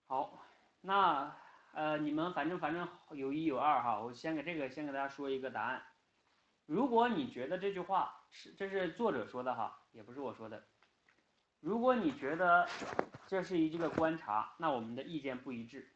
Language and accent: Chinese; China; 我们中国人不仅仅是中国人啊